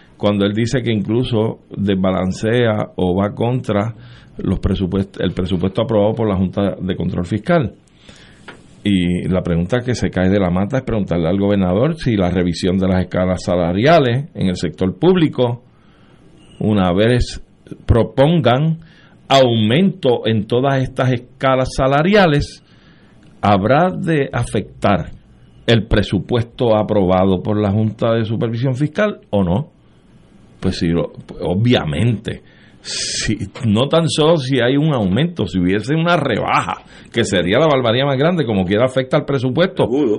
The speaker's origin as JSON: {"language": "Spanish", "country": "Puerto Rico", "said": "somos un pueblo hispano"}